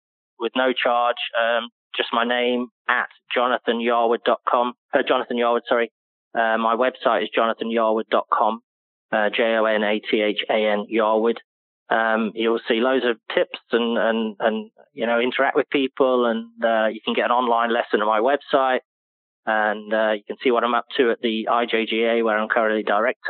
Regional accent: United Kingdom; moved away; being a British person, you know, growing up with all these icons and heroes

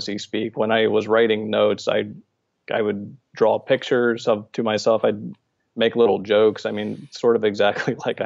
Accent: Maryland, United States; moved away as an adult; also born or lived in Bethany Beach, Delaware / Arlington, Virginia; I am from Maryland, born in Maryland, spent most of my life there

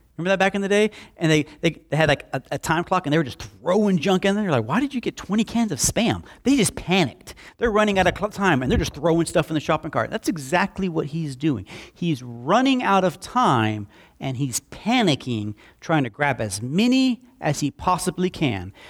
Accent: Slapout, Alabama, United States; I grew up in Slap Out, and, uh, we had, uh, a creek behind our house

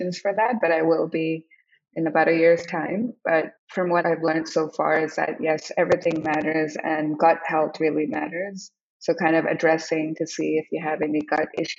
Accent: India; moved away as an adult; also born or lived in Hong Kong / Oklahoma, United States / New York, United States; now in United States; I grew up in India and Hong Kong, I grew up in Hong Kong, I was very young there

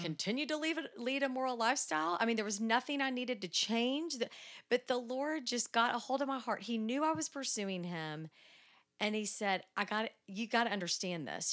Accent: Dallas, Texas, United States; I am from Dallas. Born and raised

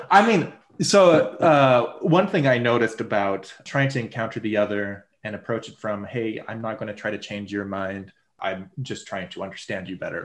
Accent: United States; I'm very American

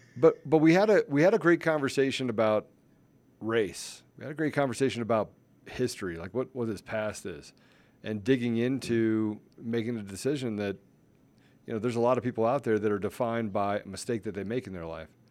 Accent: Washington, District of Columbia, United States; I grew up in Washington, D C

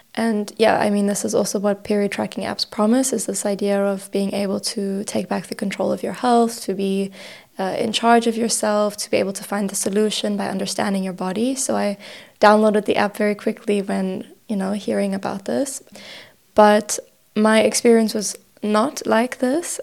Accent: Johannesburg, Gauteng, South Africa; also born or lived in Cyprus / The Hague, Netherlands; now in Berlin, Germany; I'm originally from Johannesburg, South Africa, immigrated to Cyprus about six years ago

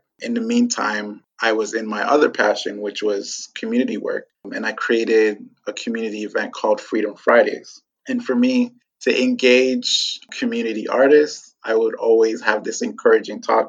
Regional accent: Toronto, Ontario, Canada; also born or lived in Ghana / France / Montreal; when I was 4, they sent for me. And we lived in France for about a year, then moved to Montreal, and then finally settled in Toronto.

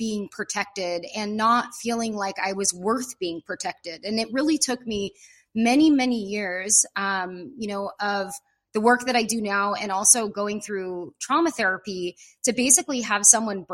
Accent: Pacifica, California, United States; now in Ojai, United States; I'm from Northern California, up by the San Francisco Bay Area in a little town called Pacifica, California

